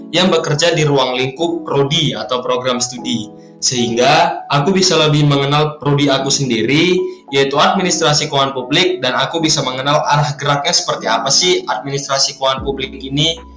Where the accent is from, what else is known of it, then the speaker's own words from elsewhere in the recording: Medan, North Sumatra, Indonesia; {S1} dan aku dari Medan.